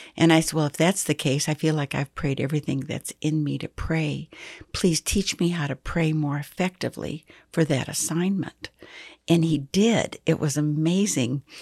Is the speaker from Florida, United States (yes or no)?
no; Michigan, United States; now in Texas, United States; I was raised in Michigan